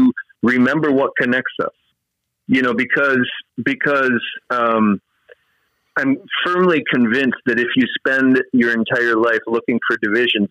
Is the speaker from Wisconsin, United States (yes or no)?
yes; Wisconsin, United States; moved away as an adult; also born or lived in Twin Cities, Minnesota; I grew up in Wisconsin